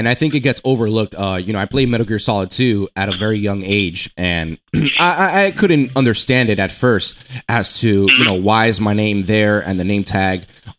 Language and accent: English; New York City, New York, United States; I think we're New York natives, and you know, I could hear it in your voice. You know, you told us you're from the Bronx, which we both are as well.